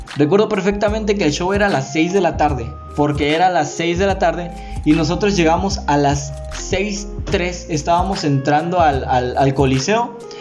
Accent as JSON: {"language": "Spanish", "country": "Mexico", "said": "Yo soy mexicano"}